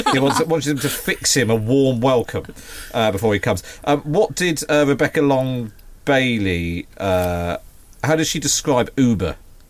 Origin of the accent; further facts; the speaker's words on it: Taunton, South West England, United Kingdom; I am from Taunton.